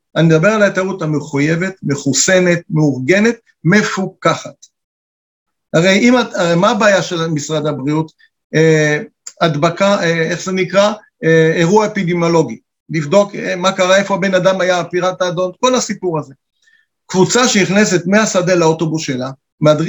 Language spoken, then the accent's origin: Hebrew; Israel; כשאנחנו בחו"ל, אנחנו כולנו ישראלים גאים